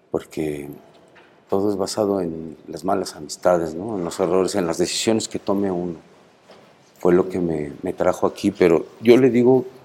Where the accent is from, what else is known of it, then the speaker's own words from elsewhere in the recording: Mexico City, Mexico; Soy del Distrito Federal.